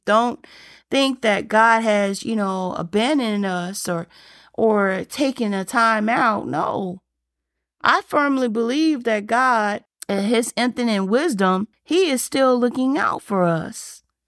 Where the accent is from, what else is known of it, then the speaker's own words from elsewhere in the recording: Alabama, United States; I grew up in the South and I grew up in Alabama